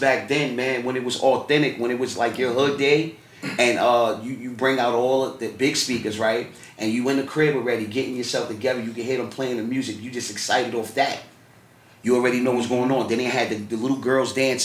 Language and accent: English; New York City, New York, United States; I'm from Fort Greene